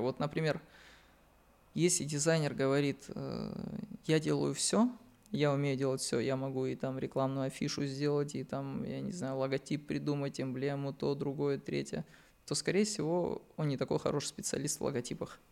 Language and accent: Russian; Dagestan, Russia; now in Moscow Oblast, Russia; я из Дагестана